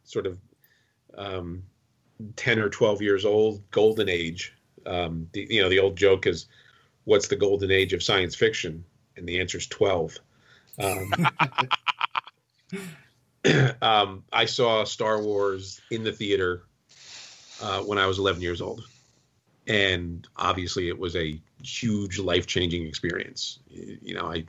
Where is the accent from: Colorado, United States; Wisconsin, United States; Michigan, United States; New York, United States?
New York, United States; Kingston; where I grew up in Kingston, New York